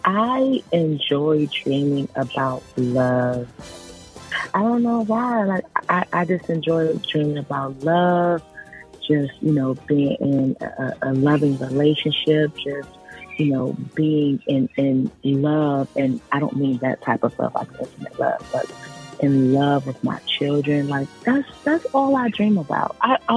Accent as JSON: {"language": "English", "region": "Maryland", "country": "United States"}